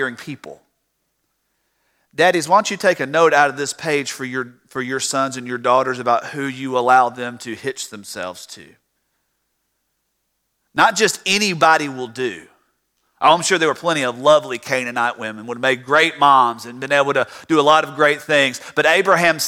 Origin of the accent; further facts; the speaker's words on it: Tifton, Georgia, United States; now in Fairburn, United States; I grew up in Tifton, Georgia.